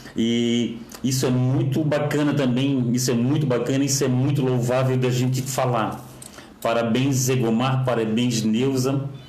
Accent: Florianópolis, Santa Catarina, Brazil; Eu que sou eu que sou daqui de Florianópolis, sou apaixonado por Florianópolis

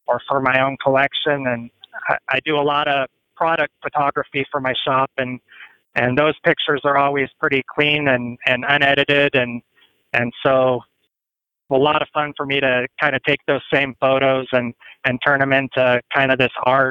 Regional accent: Las Animas, Colorado, United States; moved away as an adult; also born or lived in Greeley, Colorado; now in Scottsbluff, United States; my hometown of Los Animas

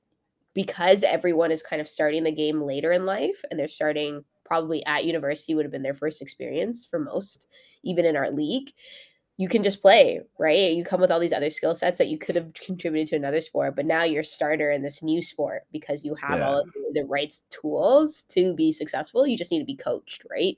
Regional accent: Mississauga, Ontario, Canada; born or raised there; also born or lived in Brampton, Ontario

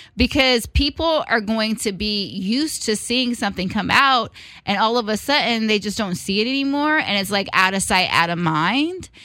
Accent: Richmond, California, United States; coming from a city that we're from Richmond, California

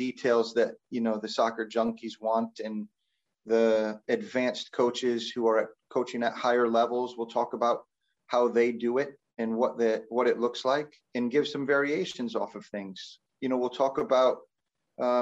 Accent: Albany, New York, United States; also born or lived in West Virginia; now in Binghamton, United States; I grew up in Albany, so it was kind of like coming back to home. I am a New Yorker at heart

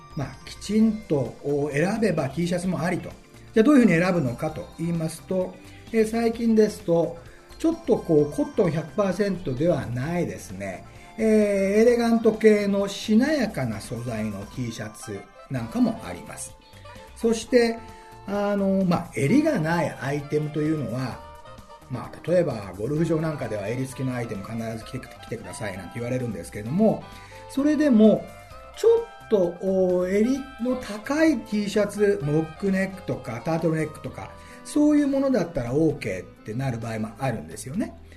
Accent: Okayama, Japan; moved away as an adult; now in Tokyo, Japan; 私岡山出身でございます中学校は三沢山中学校高校は岡山旭高校

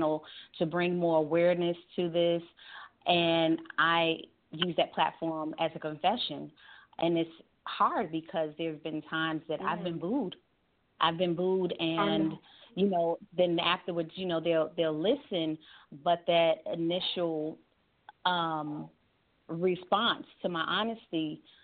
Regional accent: New York, United States; moved away as an adult; now in Georgia, United States; I had to leave my home state, which is New York.

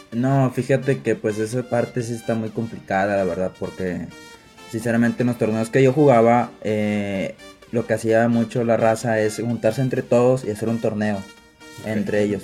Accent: Chiapas, Mexico; now in Monterrey, Mexico; yo ya vivo casi lo que es la frontera de, de Guatemala. Bueno, Guatemala me queda a 40 minutos, minutos donde vivo. Entonces el estadio de Chiapas me queda a cinco horas

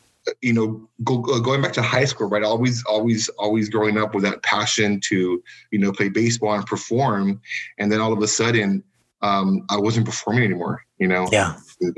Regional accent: Edcouch, Texas, United States; also born or lived in Weslaco, Texas; I was born in Westaco, right? But I was raised in Edcal, Chelsea

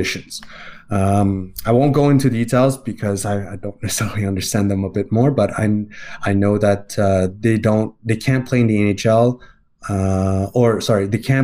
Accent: Montreal, Quebec, Canada; I'm from Montreal. I was born and raised there.

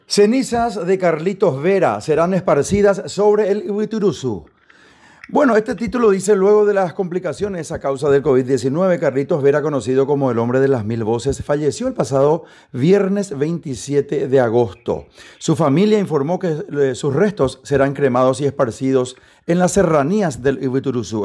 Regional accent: Paraguay; nosotros también como paraguayos

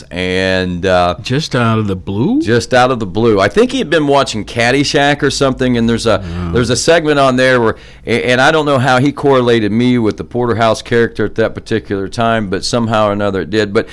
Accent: Jackson, Ohio, United States; accent: Southern Ohio redneck; also born or lived in Williamson, West Virginia; I was raised in Jackson. Um, my uh, family, uh, we, we, I was born in Williamson, West Virginia, down in the coal fields. My father was a coal miner

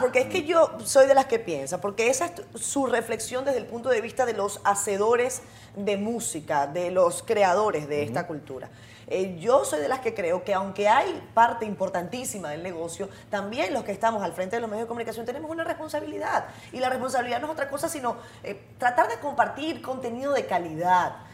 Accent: Venezuela; moved away as an adult; now in Dominican Republic; yo soy venezolana, yo vengo de, un país muy polarizado

